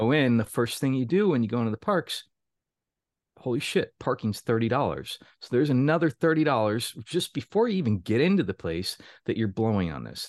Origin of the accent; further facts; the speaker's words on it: Florida, United States; moved away as an adult; now in Baltimore, United States; I was born and raised in Florida, was there for, uh, the first eighteen years of my life, and then got the hell outta there